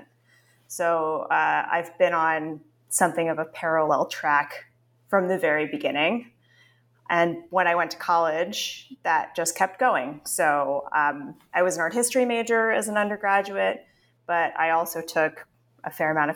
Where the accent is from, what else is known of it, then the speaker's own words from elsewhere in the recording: New York City, New York, United States; I am very proudly a native of New York City. I grew up on the Upper West Side of Manhattan